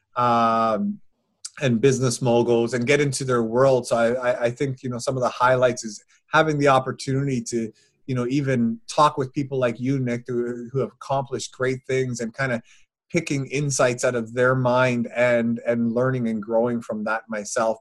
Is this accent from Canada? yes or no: yes; Newfoundland and Labrador, Canada; moved away; my hometown, my home community in Newfoundland